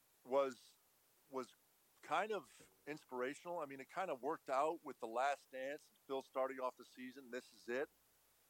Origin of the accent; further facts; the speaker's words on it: Montreal, Quebec, Canada; I'm a Canadian from Montreal